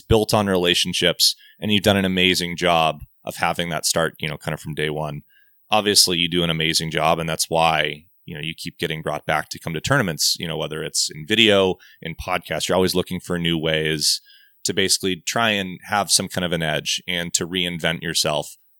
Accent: Southern California, United States; I grew up in Southern California

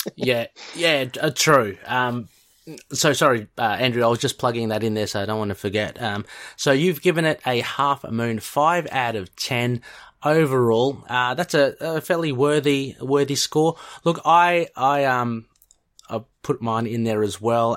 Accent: Australia; being Australian

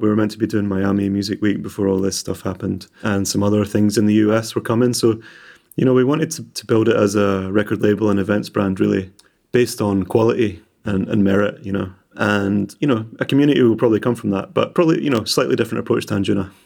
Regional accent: Edinburgh, Scotland, United Kingdom; now in Glasgow, United Kingdom; I'm orig-, originally from more east, I was born in Edinburgh.

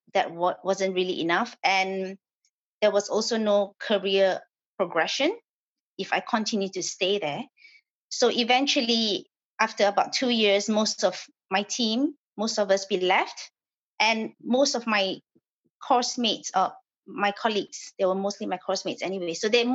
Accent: Malaysia; moved away as an adult; I was born and I grew up in Malaysia.

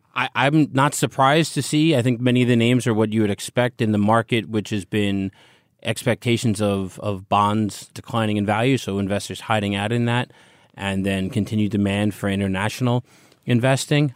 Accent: United States; I'm an American

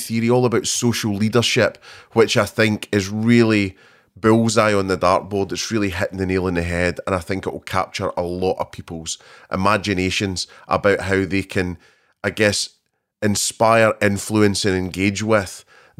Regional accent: Scotland, United Kingdom; Two Scottish people

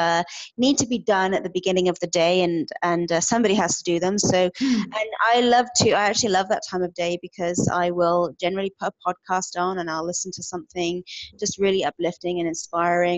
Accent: United Kingdom; moved away as an adult; also born or lived in Edmonton, Alberta, Canada; now in Alberta, Canada; I am originally from the United Kingdom. I packed my entire life into one suitcase back in 2011 and hopped on a plane bound for Edmonton, Alberta.

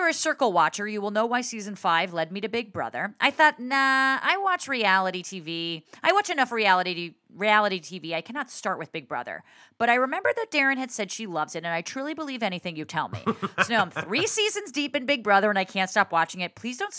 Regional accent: Englewood, New Jersey, United States; I was born in Englewood

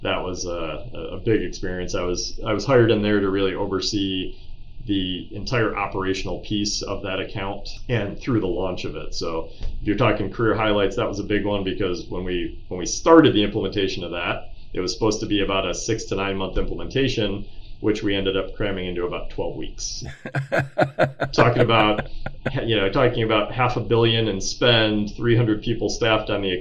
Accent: Farmington Hills, Michigan, United States; I grew up in Farmington Hills, Michigan

